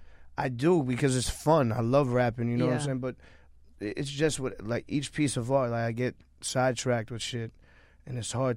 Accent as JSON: {"language": "English", "town": "New York City", "region": "New York", "country": "United States", "said": "I'm from Queens."}